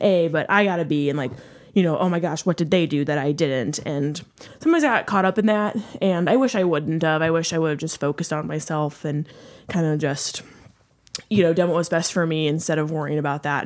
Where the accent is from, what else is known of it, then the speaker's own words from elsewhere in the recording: St. Louis, Missouri, United States; I am from Saint Louis.